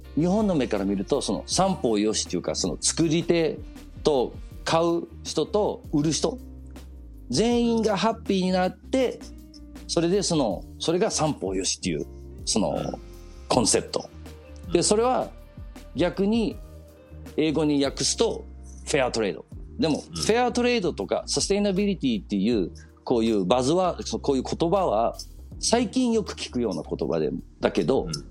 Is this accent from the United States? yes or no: no; Copenhagen, Capital Region of Denmark, Denmark; 日本人の親でデンマークで生まれる